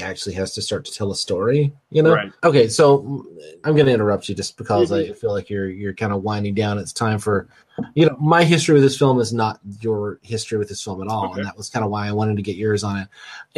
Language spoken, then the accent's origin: English; United States; I'm American